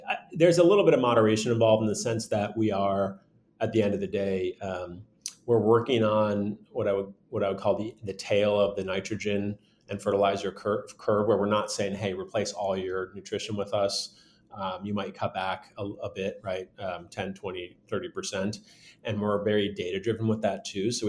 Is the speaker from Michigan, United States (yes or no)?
yes; Michigan, United States; now in Bay Area, California, United States; I grew up in Michigan, not too far from the border